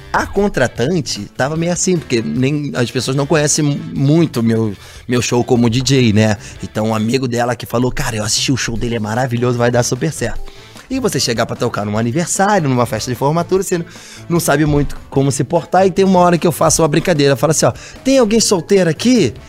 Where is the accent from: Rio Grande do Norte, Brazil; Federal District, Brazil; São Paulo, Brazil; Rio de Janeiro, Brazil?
Rio de Janeiro, Brazil; also born or lived in Nova Iguaçu; eu sou nascido em Nova Iguaçu, na Baixada Fluminense do Rio de Janeiro, e fui morar no Vidigal